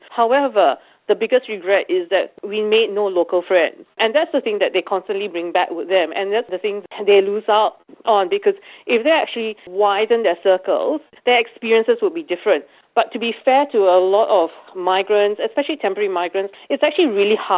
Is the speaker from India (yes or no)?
no; Singapore; now in Australia; I come from Singapore